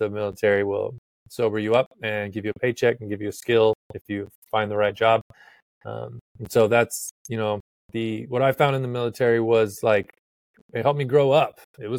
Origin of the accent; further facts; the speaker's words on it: Texas, United States; now in Virginia, United States; It was quite a shock when I came from Texas, and moving to Virginia, it's totally different.